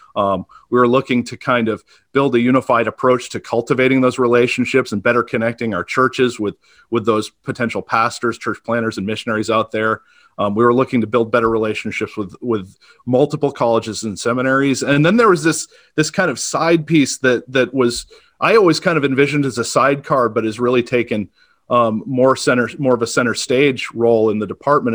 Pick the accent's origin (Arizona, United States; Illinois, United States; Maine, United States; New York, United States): Maine, United States; Auburn; I, I grew up in Auburn, Maine, uh, small town, a little, maybe forty miles north of, of Portland